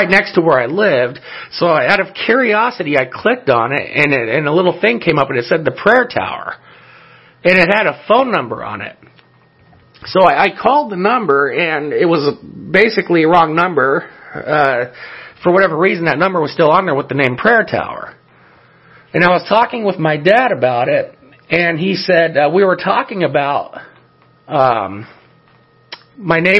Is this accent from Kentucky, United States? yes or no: no; El Monte, California, United States; when I was a child, where I grew up in El Monte, California